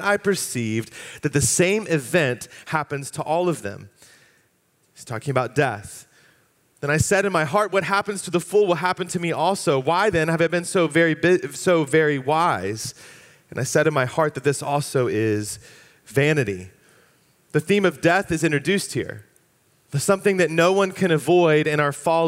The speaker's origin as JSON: {"language": "English", "area": "Fairfax County", "region": "Virginia", "country": "United States", "tie": "born or raised there", "said": "I grew up in Fairfax County. My family moved to the area when I was just about to turn 4 years old, and so I spent my years in school in Fairfax County Public Schools K through 12"}